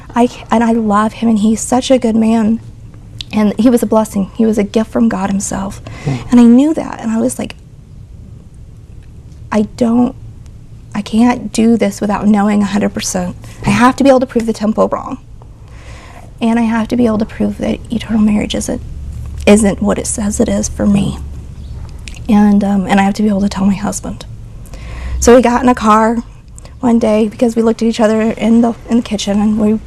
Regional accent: Joplin, Missouri, United States; moved away; We're from Joplin, Missouri originally.

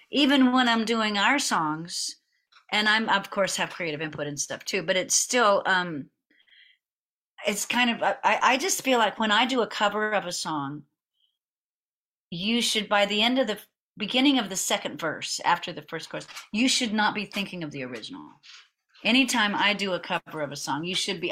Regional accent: Houston, Texas, United States; I'm from Houston, from Spring Branch, which is just part of Houston

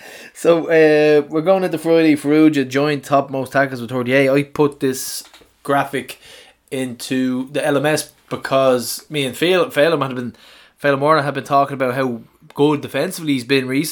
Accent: Scotland, United Kingdom; I'm Scottish

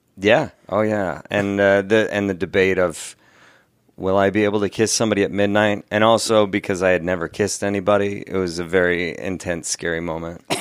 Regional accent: Seattle, Washington, United States; growing up in Seattle area

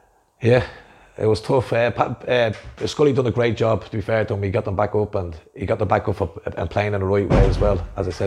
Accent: Dublin, Leinster, Ireland; Originally from Shettistry, inner city. we were brought up

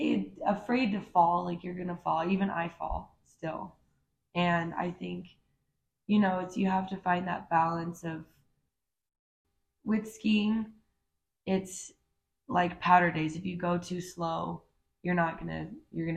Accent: Park City, Utah, United States; I grew up in Park City, Utah

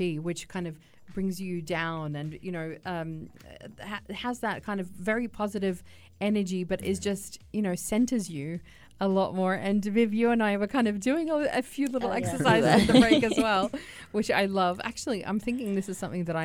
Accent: Australia; growing up in Australia

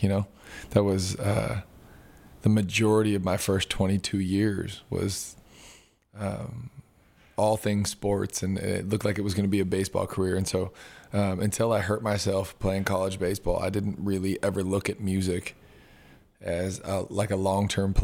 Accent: Southern California, United States; moved away as an adult; also born or lived in Los Angeles; now in Nashville, United States; I'm from Southern California.

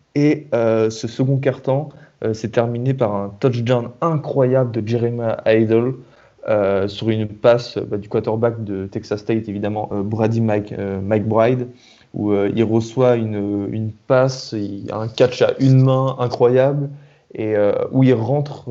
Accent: France; on est français

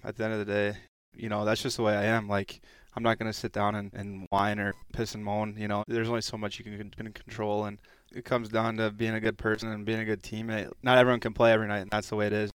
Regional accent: Stillwater, Minnesota, United States; moved away as an adult; also born or lived in Texas; our, uh, youth hockey rink where I grew up playing in Stillwater there

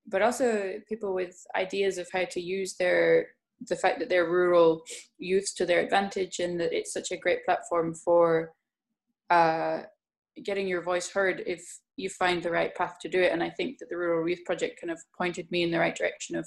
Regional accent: Scottish Highlands, Scotland, United Kingdom; I'm from the Highlands of Scotland

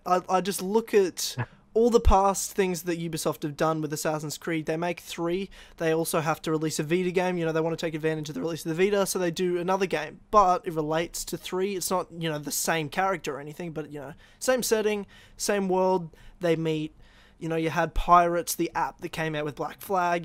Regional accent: Australia; I'm from Australia

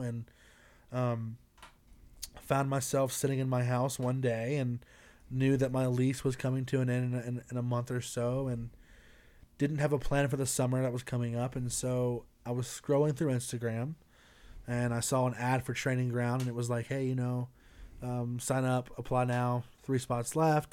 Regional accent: Greenville, South Carolina, United States; moved away as an adult; now in Colorado Springs, United States; I'm from, uh, Greenville, South Carolina

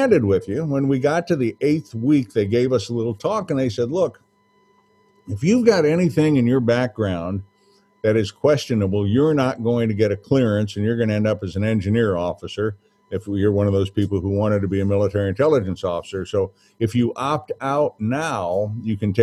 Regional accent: St. Louis, Missouri, United States; also born or lived in New Orleans, Louisiana; They moved to St. Louis when I was about 3 years old, and I came with them

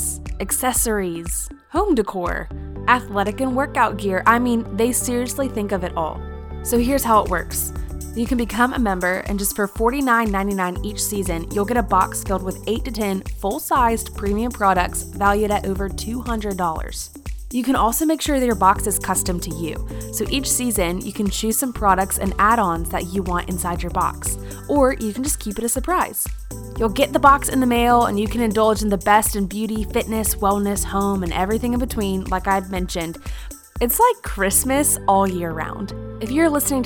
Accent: Irmo, South Carolina, United States; moved away as an adult; now in Birmingham, United States; I was raised in Irmo, which is like down the road

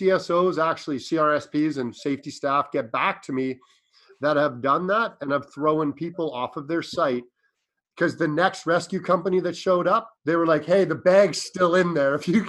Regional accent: Ontario, Canada; now in British Columbia, Canada; I work in BC. I'm up from Ontario.

